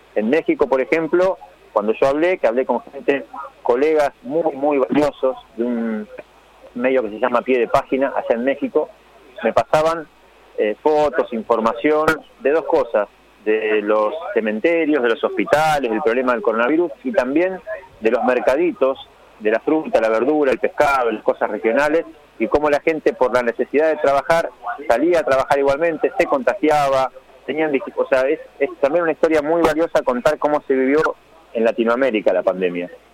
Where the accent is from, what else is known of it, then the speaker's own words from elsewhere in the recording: San Nicolás de los Arroyos, Buenos Aires Province, Argentina; moved away as an adult; also born or lived in Somisa; now in Rosario, Argentina; me crié en San Nicolás, pasé toda mi primaria y la secundaria, la hice allá con mis amigos